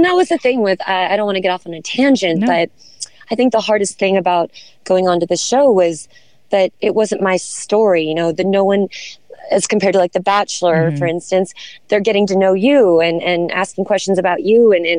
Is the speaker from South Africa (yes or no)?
no; Santa Barbara, California, United States; moved away as an adult; also born or lived in Los Angeles, California / Charleston, South Carolina; I was born in Los Angeles. Okay. And parents divorced when I was young and moved to Santa Barbara, California. So I've been here since a child.